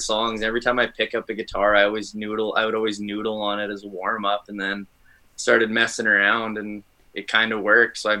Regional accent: Dauphin, Manitoba, Canada; I grew up in Dauphin, Manitoba, home of Country Fest

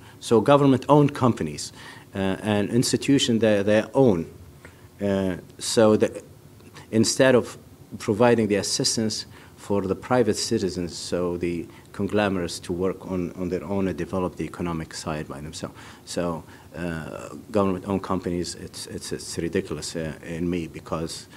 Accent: Benghazi, Libya; now in Tripoli, Libya; I am from half from the east, half from the west. I was born in Benghazi. I live in Tripoli

